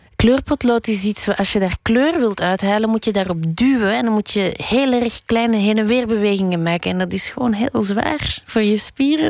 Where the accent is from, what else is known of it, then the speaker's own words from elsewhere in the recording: Brussels, Brussels-Capital Region, Belgium; also born or lived in Berlin / Spain / Molenbeek; Frans, want ik ben in Brussel opgegroeid